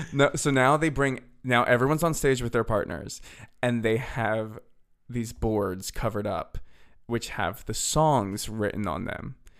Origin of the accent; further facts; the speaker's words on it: Bucks County, Pennsylvania, United States; moved away as an adult; now in Nashville, United States; I'm from Bucks County, P A, and I now live in Nashville, Tennessee